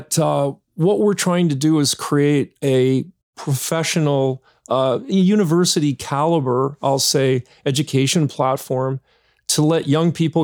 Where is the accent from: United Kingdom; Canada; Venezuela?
Canada; Hamilton, Ontario; moved away; I'm originally from Hamilton too